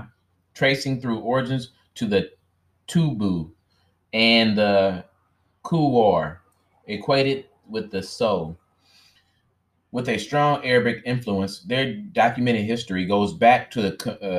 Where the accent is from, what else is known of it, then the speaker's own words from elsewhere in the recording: United States; I'm an American.